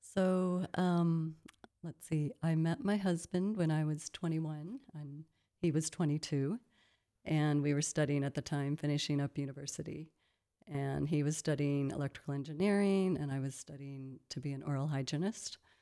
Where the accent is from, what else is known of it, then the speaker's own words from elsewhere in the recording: Midwest, United States; moved away as an adult; also born or lived in Colorado; now in South Africa; I grew up in the Midwest part of the United States in a small town